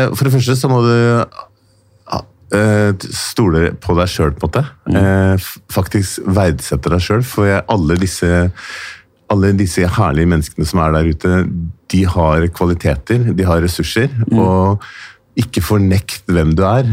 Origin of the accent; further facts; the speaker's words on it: Oslo, Norway; jeg er født i Oslo